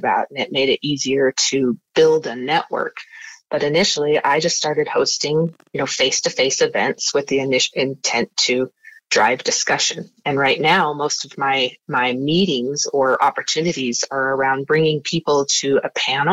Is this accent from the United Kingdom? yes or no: no; Wyoming, United States; moved away as an adult; now in Utah, United States; I'm from Wyoming and I moved to Utah.